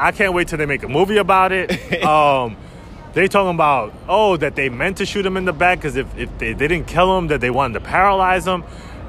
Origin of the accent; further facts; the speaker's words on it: Dominican Republic; That's my home country